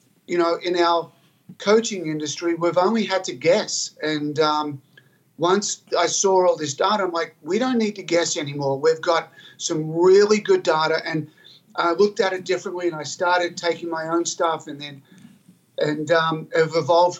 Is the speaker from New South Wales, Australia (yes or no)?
yes; Albury, New South Wales, Australia; I grew up in Albury, Australia, a rural country place, but it's a hotbed of tennis